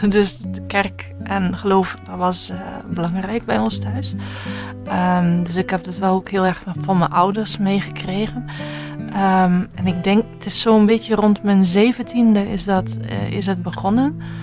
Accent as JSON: {"language": "Dutch", "region": "Zeelandic Flanders", "country": "Netherlands", "accent": "Dutch", "moved": "as an adult", "lives_now": "Bruges, Belgium", "said": "ik ben Zeeuws-Vlaming, dus ik kom net van over de grens"}